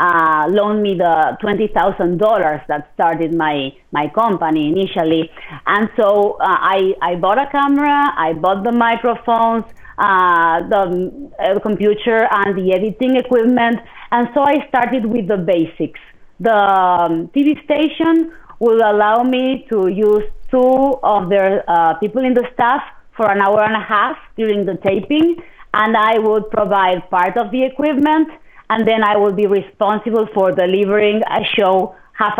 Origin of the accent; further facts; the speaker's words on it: Argentina; moved away as an adult; also born or lived in Midland Odessa, Texas; now in United States; I'm originally from Argentina